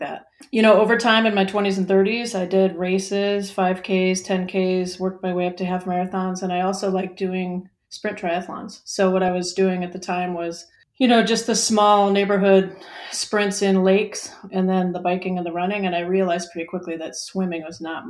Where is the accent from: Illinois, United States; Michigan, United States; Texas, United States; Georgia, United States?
Illinois, United States; Chicago; moved away as an adult; now in North Carolina, United States; I grew up in Chicago, and then I moved to North Carolina during the pandemic